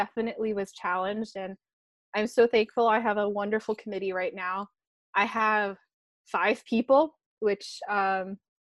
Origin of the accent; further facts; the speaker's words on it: near San Francisco, Northern California, United States; also born or lived in San Diego; I grew up near San Francisco.